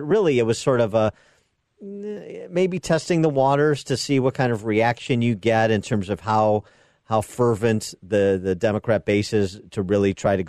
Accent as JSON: {"language": "English", "region": "Illinois", "country": "United States", "said": "my home state Senator Dick Durbin."}